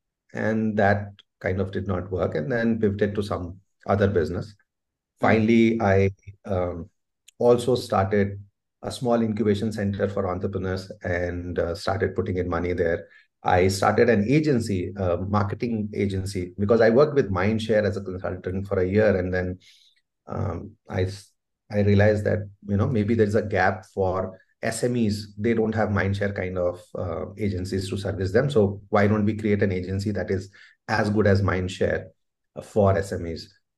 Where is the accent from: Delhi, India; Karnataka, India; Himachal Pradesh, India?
Delhi, India; So we moved around places, right? You would get transferred. But primarily, I grew up in Delhi, the formative years.